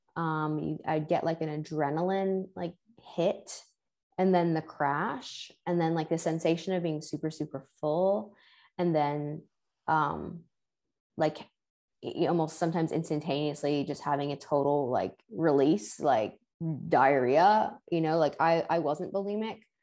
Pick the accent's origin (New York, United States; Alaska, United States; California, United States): New York, United States; New York City; I grew up in New York City